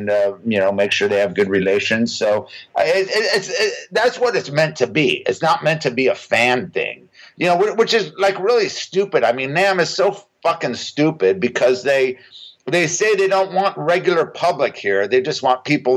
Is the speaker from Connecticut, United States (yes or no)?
no; Huntington Beach, California, United States; I grew up in Huntington Beach, which is literally 10-15 minutes from the Anaheim Convention Center